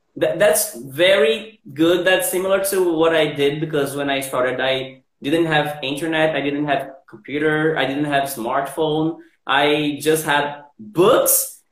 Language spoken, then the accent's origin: English; Recife, Pernambuco, Brazil; English is a second language; I'm from Recife, actually from Janga, Paulista.